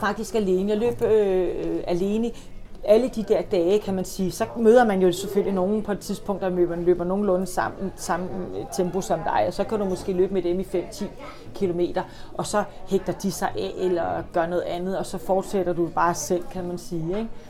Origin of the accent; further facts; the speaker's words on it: Copenhagen, Capital Region of Denmark, Denmark; Jeg er jo københavner